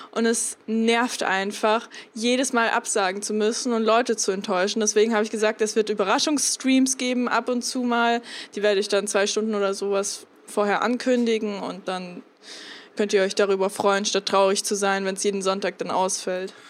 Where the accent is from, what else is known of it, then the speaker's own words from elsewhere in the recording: Germany; wir Deutschen